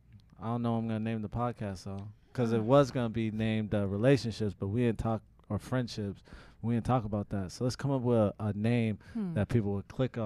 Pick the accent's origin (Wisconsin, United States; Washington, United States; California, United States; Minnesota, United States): Washington, United States; Tacoma; I'm from Tacoma, Washington.